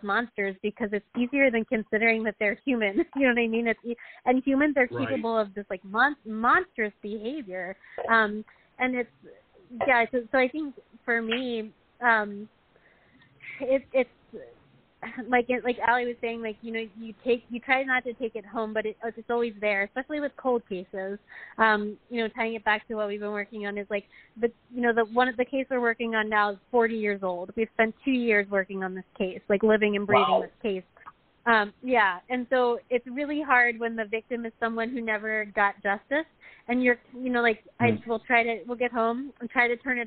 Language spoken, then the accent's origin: English; Pennsylvania, United States; moved away; I'm from Pennsylvania